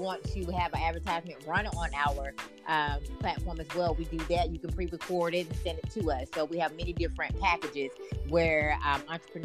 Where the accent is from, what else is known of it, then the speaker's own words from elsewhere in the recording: Waynesboro, North Carolina, United States; my hometown, Waynesboro, North Carolina